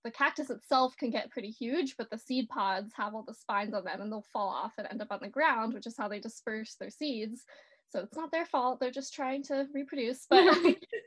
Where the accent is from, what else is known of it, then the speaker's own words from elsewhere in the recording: North Carolina, United States; I grew up out on the East Coast in North Carolina.